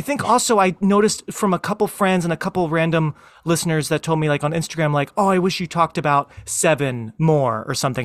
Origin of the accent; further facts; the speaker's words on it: Philadelphia, Pennsylvania, United States; me growing up in the Philly area